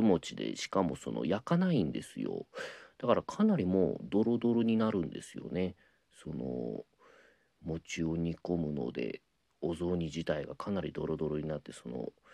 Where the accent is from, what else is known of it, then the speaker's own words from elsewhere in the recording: Shikoku, Ehime, Japan; now in Tokyo, Japan; 出身が四国の愛媛なのであれなんですけどなんで上京して弟子入りさせていただいて